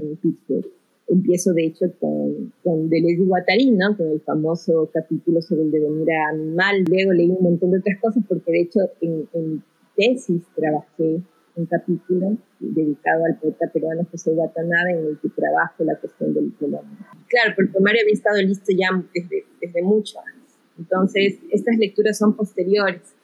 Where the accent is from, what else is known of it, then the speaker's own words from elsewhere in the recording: Quito, Pichincha, Ecuador; also born or lived in Guayaquil / Brazil; me crié en Quito, llegué a Quito a los cuatro años, después de una estancia en Brasil de dos años